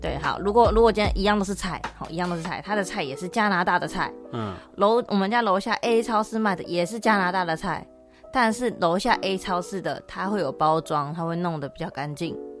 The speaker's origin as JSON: {"language": "Chinese", "country": "Taiwan", "moved": "yes", "lives_now": "Toronto, Canada", "said": "我们台湾"}